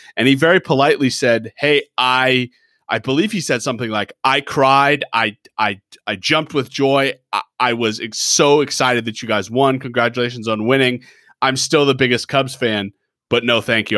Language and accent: English; Denver, Colorado, United States; I grew up in Denver